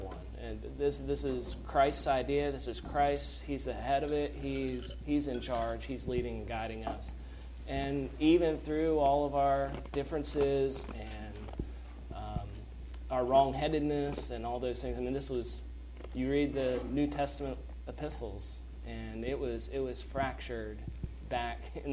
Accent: Dunwoody, Georgia, United States; moved away as an adult; also born or lived in Ohio; now in Birmingham, United States; my parents, they're moving back to Dunwoody, my hometown on the north side of Atlanta

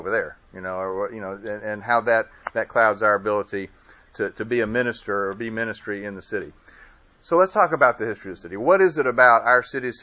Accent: Birmingham, Alabama, United States; also born or lived in Bessemer, Alabama / Vestavia Hills, Alabama; I am from Birmingham. I grew up in this area, technically Bessemer, when I was a kid, lived there, went to Vestavia High School

